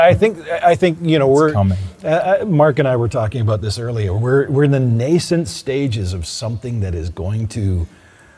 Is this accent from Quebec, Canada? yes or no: no; Oshawa, Ontario, Canada; I came from a bustling, auto-driven town or city, Oshawa.